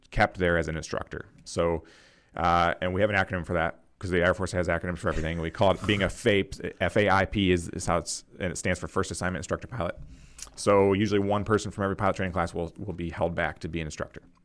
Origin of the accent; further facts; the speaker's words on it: Rochester, New York, United States; I grew up in Rochester, New York, so Western, Western New York